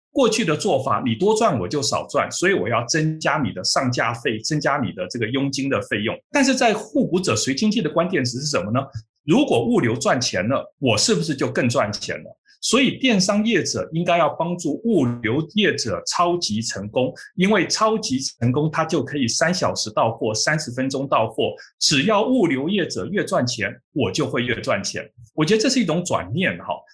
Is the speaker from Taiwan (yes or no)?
yes; Taiwan; also born or lived in United States; 我们台湾人